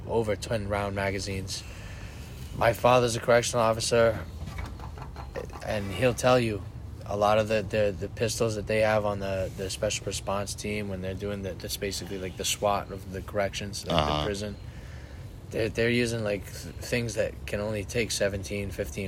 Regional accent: United States; I'm a fucking human being that lives in America. I'm an American.

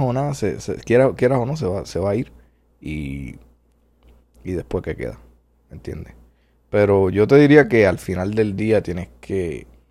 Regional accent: Puerto Rico; nacido y criado en Puerto Rico

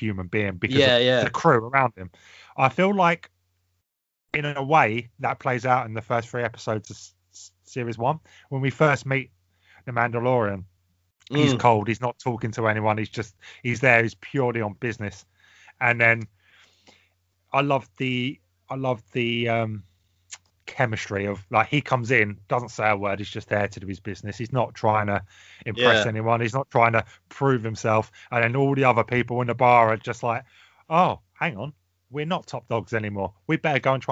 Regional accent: England, United Kingdom; we're English

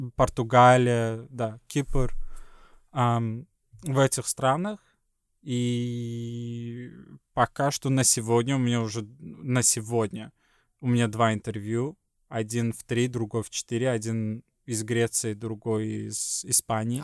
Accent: Sweden; Russian is a second language; also born or lived in Estonia; из Швеции

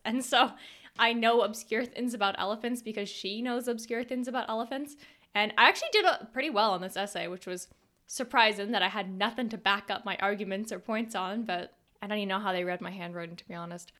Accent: Canada; a Canadian homeschooled girl

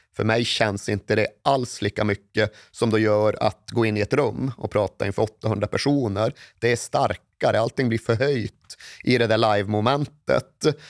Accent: Malmberget, Norrbotten County, Sweden; now in Stockholm, Sweden; uppe i norra Norrland där jag kommer ifrån

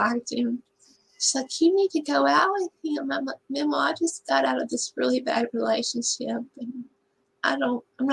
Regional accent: Texas, United States; I can never leave Texas. Live my hometown for more than 4.5 years, and some sort of tragedy or trauma brings me back

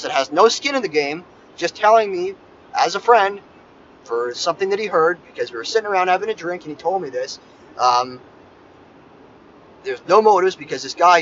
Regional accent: Toronto, Ontario, Canada; I'm from Toronto

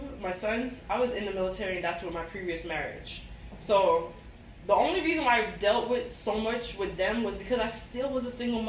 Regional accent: Jamaica; But even though I'm Jamaican, we're definitely not compatible.

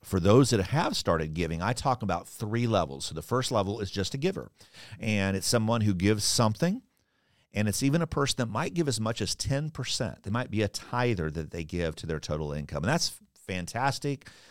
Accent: Kansas, United States; now in Orlando, United States; I grew up in Kansas

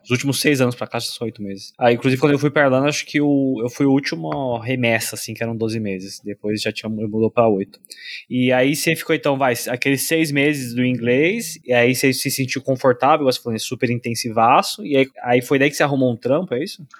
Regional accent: São Paulo, Brazil; now in Ireland; eu sou de São Paulo

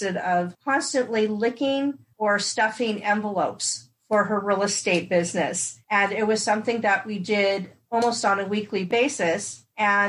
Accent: Los Angeles, California, United States; also born or lived in London, England; I was raised in Los Angeles, California

